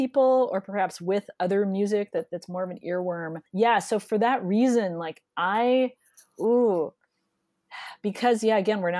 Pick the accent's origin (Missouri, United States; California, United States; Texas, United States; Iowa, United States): California, United States; the San Fernando Valley; I grew up in the Valley